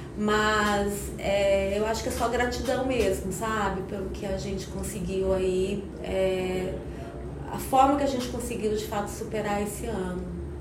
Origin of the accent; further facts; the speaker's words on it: São Paulo, Brazil; moved away as an adult; now in Goiânia, Brazil; eu sou paulista, né? Mas goiana de coração, né? Eu já moro em Goiânia há 20 anos.